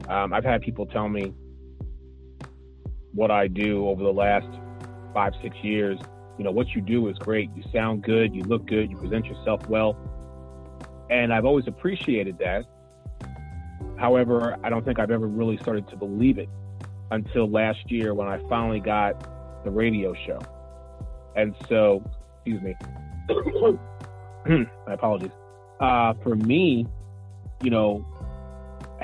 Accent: Philadelphia, Pennsylvania, United States; born or raised there; now in Orlando, United States

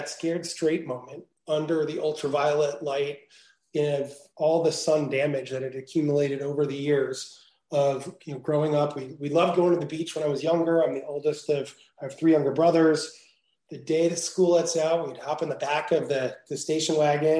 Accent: New Jersey, United States; moved away as an adult; also born or lived in Venice, California; I grew up in New Jersey

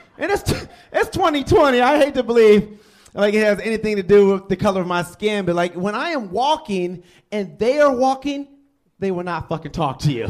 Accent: Detroit, Michigan, United States; now in Lake Mills, United States; I'm originally from Detroit, Michigan

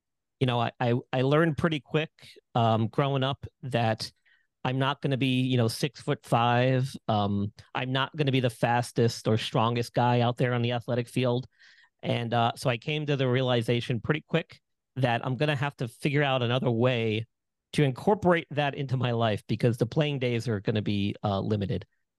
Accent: Long Island, New York, United States; Yeah, so I grew up in Long Island, New York, where I'm originally from.

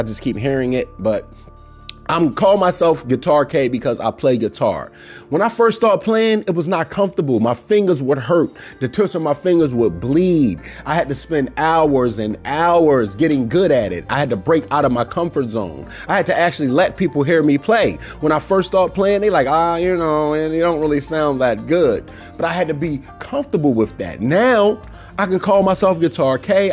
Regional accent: Baltimore, Maryland, United States; growing up in Cherry Hill was not the most comforting place

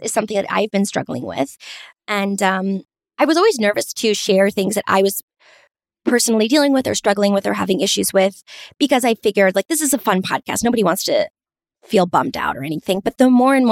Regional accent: Montgomery County, Maryland, United States; growing up in Montgomery County, Maryland

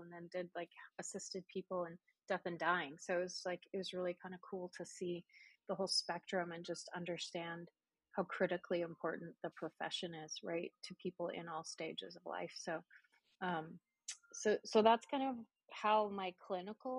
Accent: Calgary, Alberta, Canada; moved away as an adult; also born or lived in Texarkana, Texas; now in Plano, United States; That's where my hometown is, Calgary, Alberta

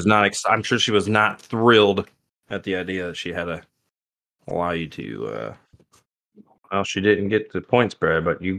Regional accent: Ohio, United States; I was raised in Ohio

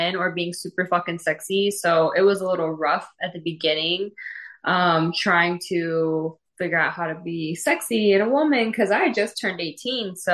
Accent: Florida, United States; I am from Florida originally

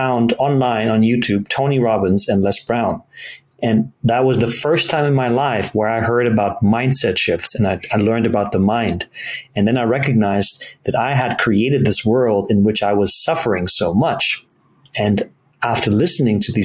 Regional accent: Germany; moved away; I grew up in Germany. I'm half German, half Italian

